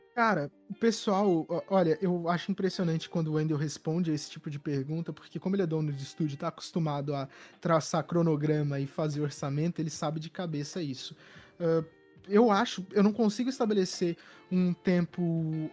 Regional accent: São Paulo, Brazil; Eu sou de São Paulo

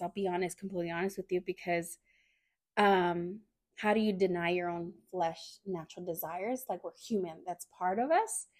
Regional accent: Fresno, California, United States; moved away as an adult; also born or lived in Hanford, California; now in San Jose, United States; I was born in the Central Valley, um, in a small town named Hanford, California, and then I grew up in Fresno, California. Came out to San Jose out here.

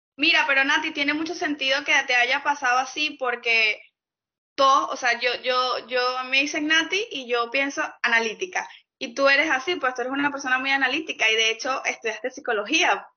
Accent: Venezuela; moved away; me fui de Venezuela

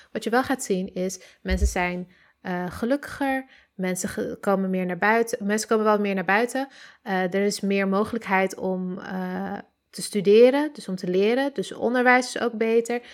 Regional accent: Amsterdam, North Holland, Netherlands; ik ben, eh, geboren in Oost, getogen in de Pijp tot mijn zevende en daarna verhuisd naar Noord.

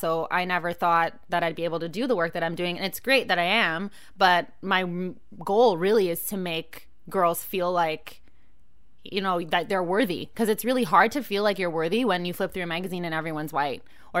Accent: Canada; I'm too Canadian for that shit.

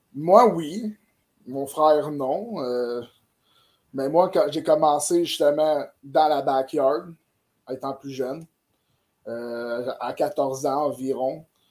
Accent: Saint-Jean-sur-Richelieu, Quebec, Canada; je viens de Saint-Jean puis que c'est ma ville

